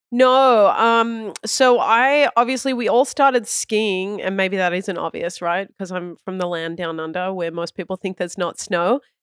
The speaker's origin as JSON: {"language": "English", "country": "Australia", "tie": "born or raised there", "moved": "yes", "said": "I was born in Australia"}